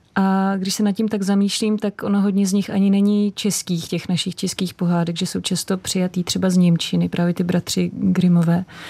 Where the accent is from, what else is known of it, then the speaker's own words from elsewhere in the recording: Prague, Czechia; jsem vyrůstala pod Vyšehradem u železničního mostu